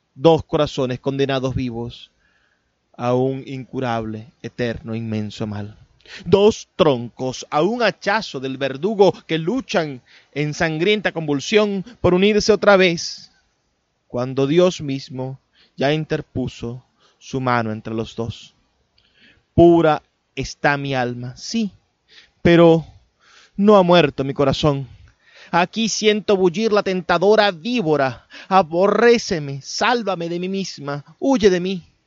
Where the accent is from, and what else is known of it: Maracaibo, Zulia, Venezuela